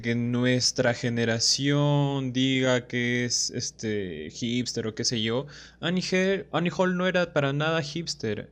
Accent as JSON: {"language": "Spanish", "region": "Cajamarca", "country": "Peru", "said": "soy de Cajamarca"}